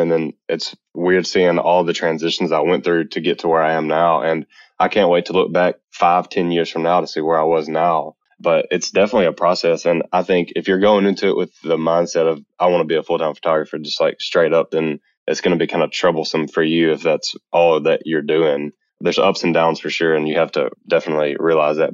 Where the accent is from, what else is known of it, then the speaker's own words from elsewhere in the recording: Eupora, Mississippi, United States; now in Birmingham, United States; I'm from Mississippi, a very small town called Eupora, Mississippi, actually. But I currently live in Birmingham, Alabama, in the United States